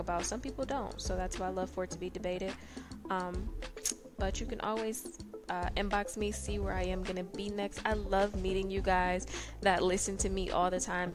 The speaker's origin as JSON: {"language": "English", "town": "Detroit", "region": "Michigan", "country": "United States", "said": "I am from Detroit, Michigan"}